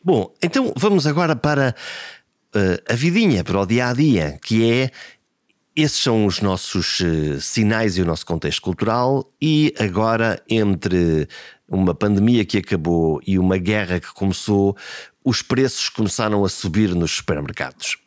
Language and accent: Portuguese; Portugal; aquilo que nós somos como portugueses